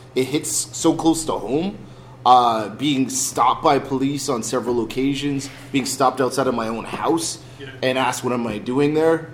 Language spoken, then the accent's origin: English; Mississauga, Ontario, Canada; we're from a school uh, in, in, in Canada, in Toronto, in, in Mississauga